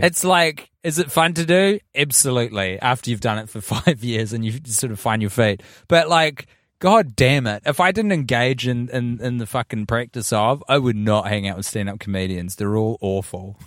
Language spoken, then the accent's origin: English; New Zealand; And as a New Zealander